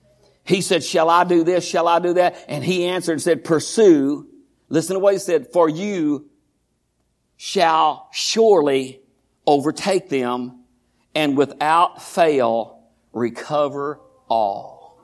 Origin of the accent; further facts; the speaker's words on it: Groesbeck, Texas, United States; I was born in Groesbeck, raised in Groesbeck.